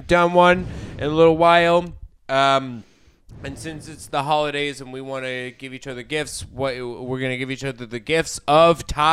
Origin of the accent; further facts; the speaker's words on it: East Coast, United States; I was born on the East Coast